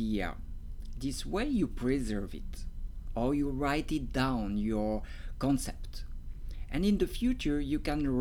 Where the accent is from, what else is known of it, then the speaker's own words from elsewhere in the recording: Romandy, Switzerland; accent: French; English is a second language; I have a French accent, and maybe it's not really like French you are used to, because I come from Switzerland, and in Switzerland we speak